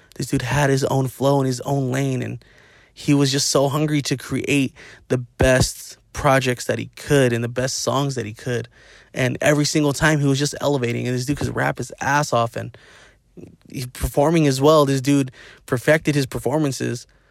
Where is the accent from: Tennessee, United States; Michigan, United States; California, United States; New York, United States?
California, United States; Inland Empire; We're all from the I E and we're all from the Dino